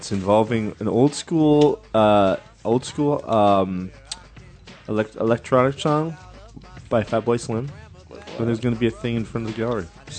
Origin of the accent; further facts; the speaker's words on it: Canada; because I'm Canadian. I'm not Irish. My, I have Scottish Irish, but from my grandmother's side, but my mother was Welsh, and my grandmother was English